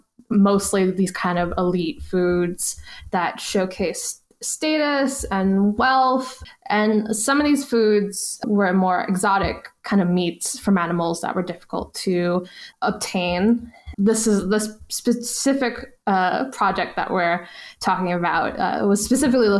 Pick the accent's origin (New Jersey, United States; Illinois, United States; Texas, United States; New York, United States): New York, United States; I'm a New Yorker. We're born to hate.